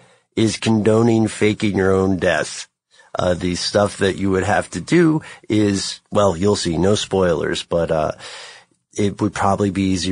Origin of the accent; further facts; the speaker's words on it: Tennessee, United States; born there; Now, you know, I was born in Tennessee. My family's from the hinterlands mm-hmm. of the Appalachia.